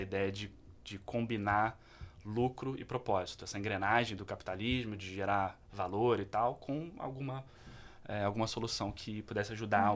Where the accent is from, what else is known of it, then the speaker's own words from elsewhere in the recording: Petrópolis, Rio de Janeiro, Brazil; eu sou de Petrópolis, cantei num uhum. coral que é conhecido Legal. em Petrópolis durante muito tempo, chamado Coral dos Canarinhos